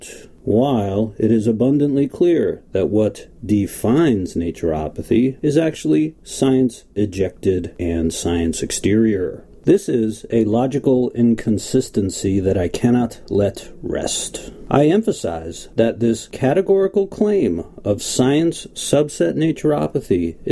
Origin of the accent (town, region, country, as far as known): United States